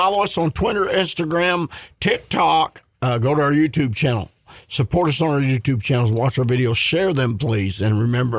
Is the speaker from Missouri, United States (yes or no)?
yes; Missouri, United States; born or raised there